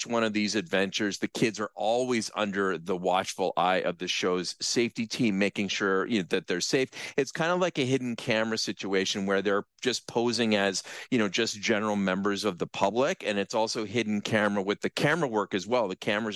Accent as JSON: {"language": "English", "town": "Brantford", "region": "Ontario", "country": "Canada", "tie": "born or raised there", "said": "when I was growing up in Brantford, I almost literally lived across the street from the elementary school that I went"}